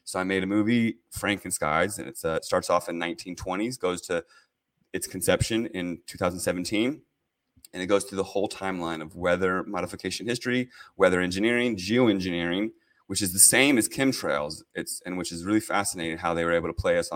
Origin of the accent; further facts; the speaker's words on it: Herndon, Virginia, United States; moved away as an adult; also born or lived in California; now in Oregon, United States; I grew up in Northern Virginia. I went to Herndon High School, went to Virginia Tech